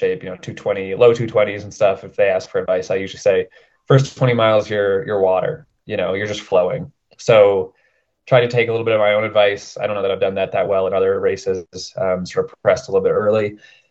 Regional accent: Denver, Colorado, United States; also born or lived in Portland; I'm from Denver

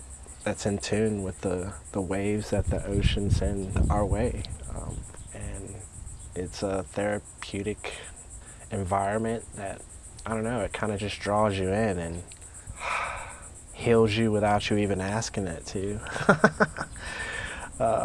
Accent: Norcross, Georgia, United States; moved away as an adult; also born or lived in Canton, Ohio; now in North Carolina, United States; growing up in Georgia

